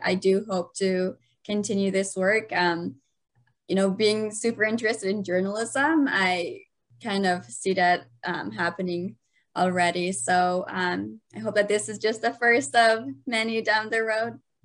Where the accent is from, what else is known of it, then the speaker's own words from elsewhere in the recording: Afghanistan; now in United States; growing up in Afghanistan, our justice system was really non-existent